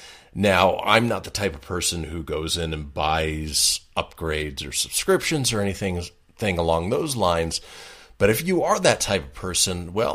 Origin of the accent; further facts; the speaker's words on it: Boston, Massachusetts, United States; I'm from Boston